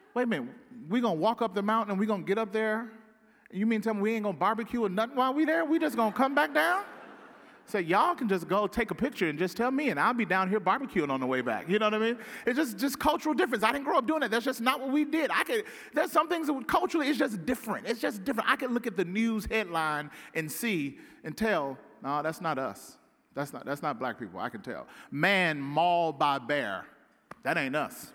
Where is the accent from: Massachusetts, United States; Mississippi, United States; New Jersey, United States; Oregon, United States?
Mississippi, United States; Pearl; moved away as an adult; now in Southern California, United States; Growing up in Pearl, Mississippi